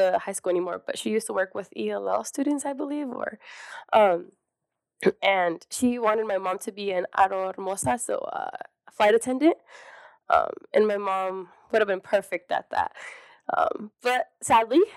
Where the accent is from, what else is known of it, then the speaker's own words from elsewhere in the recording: Lexington, Nebraska, United States; I was born here in Lexington, Nebraska, born and raised